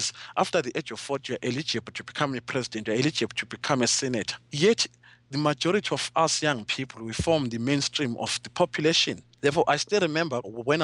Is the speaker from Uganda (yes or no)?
no; Zimbabwe; I'm coming from Zimbabwe, a country which was once the breadbasket of Africa